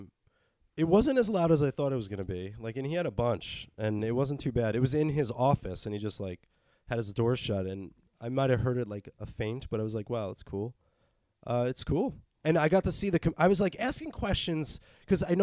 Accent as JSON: {"language": "English", "country": "United States", "said": "for me as an American"}